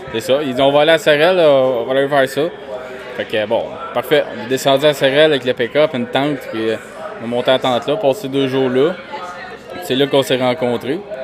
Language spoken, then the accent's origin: French; Varennes, Quebec, Canada; je viens de Varennes